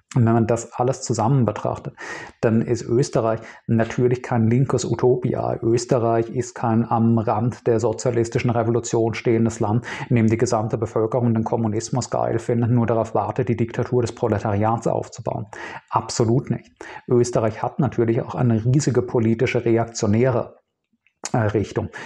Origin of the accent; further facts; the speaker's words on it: Speyer, Rhineland-Palatinate, Germany; Ich bin in Speyer aufgewachsen, einer 50.000 Einwohnerstadt in Rheinland-Pfalz